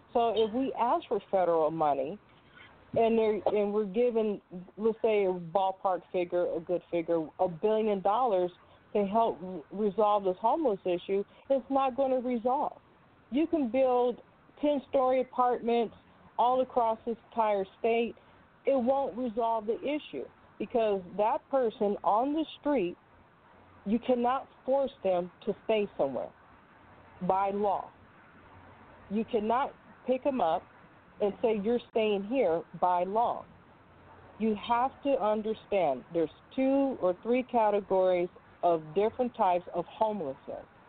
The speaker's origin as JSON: {"language": "English", "region": "California", "country": "United States", "tie": "born or raised there", "said": "I am from California, born and raised."}